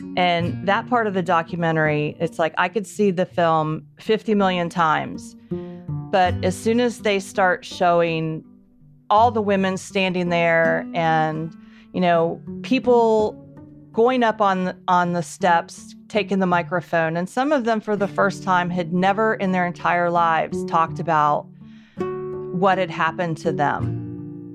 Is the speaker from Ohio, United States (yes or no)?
yes; Columbus, Ohio, United States; I grew up in Columbus, Ohio